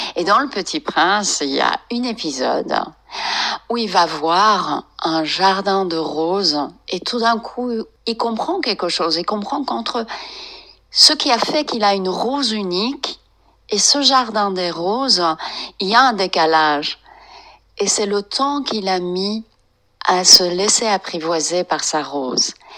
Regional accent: France; also born or lived in Iran; j'ai d'origine iranienne, mais j'ai grandi en France

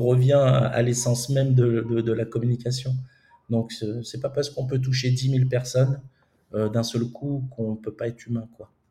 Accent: France; moved away as an adult; also born or lived in Romania / Moldova

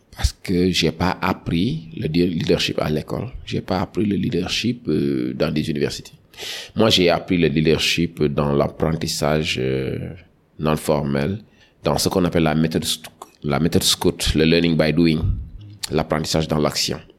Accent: Dakar, Senegal; j'ai grandi à Dakar

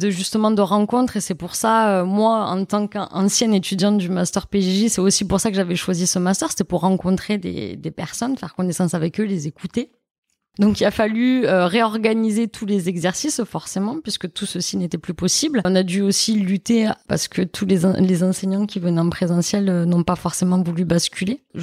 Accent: Nîmes, Occitania, France; fort à Montpellier, mais aussi à Nîmes à l'époque, moi, puisque j'étais de Nîmes.

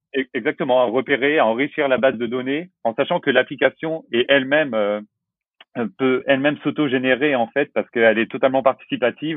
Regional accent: La Rochelle, Nouvelle-Aquitaine, France; je viens de La Rochelle, j'ai 30 ans

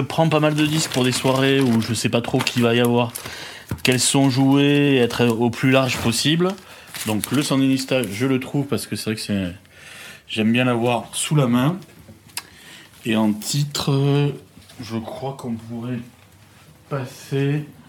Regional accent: Paris, Île-de-France, France; also born or lived in Marseille; je suis né à Marseille, mais j'ai vécu mes premières années sur Paris

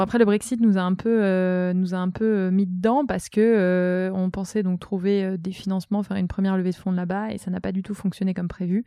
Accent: Brittany, France; moved away as an adult; now in Tourcoing, France; je suis bretonne

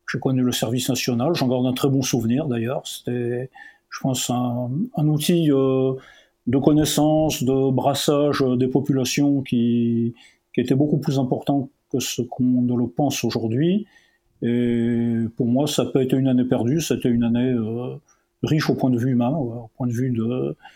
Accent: Chlef, Chlef Province, Algeria; une famille pied noir. Hein, voilà, je suis né euh, en Algérie, à Orléansville, sur les hauts plateaux.

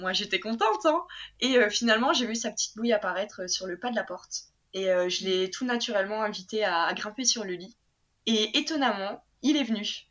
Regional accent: Lille, Hauts-de-France, France; also born or lived in Japan; je viens de Lille hein, de base

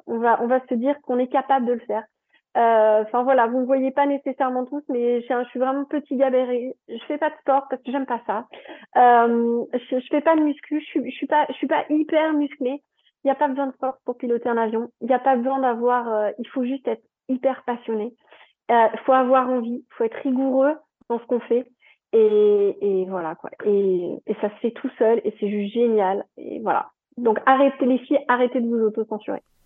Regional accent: Strasbourg, Grand Est, France; moved away as an adult; also born or lived in Toulouse; Moi, je viens de Strasbourg, donc voilà, donc je suis descendue à Toulouse

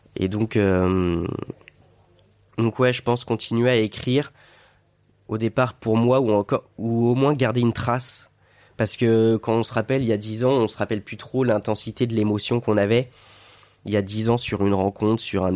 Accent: Sarthe, Pays de la Loire, France; now in Biarritz, France; je suis un terrien pur. Je viens de la Sarthe

